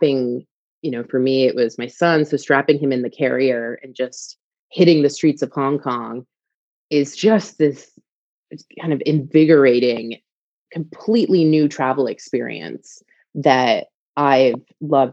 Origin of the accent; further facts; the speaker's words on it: East Coast, United States; moved away as an adult; also born or lived in England; now in United Kingdom; I'm from the East Coast